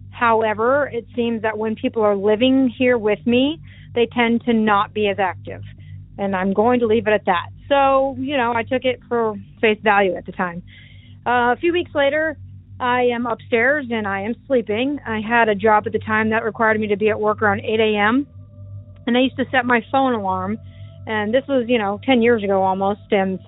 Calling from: Iowa, United States; also born or lived in Des Moines, Iowa; I'm calling from Iowa.

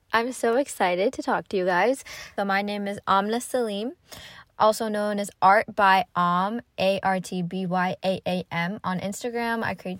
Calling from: North Carolina, United States; I'm listening from North Carolina. It's a very southern state.

